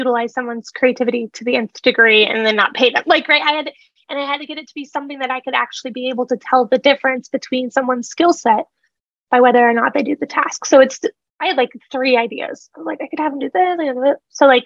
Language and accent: English; Nebraska, United States; I'm a girl from Nebraska, just running a little business here in Lincoln